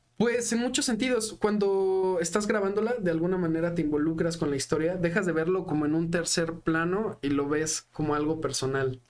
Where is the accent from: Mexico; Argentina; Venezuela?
Mexico; Mexico City; born or raised there